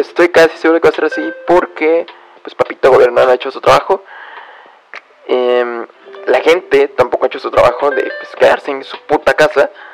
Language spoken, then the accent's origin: Spanish; Mexico; soy de México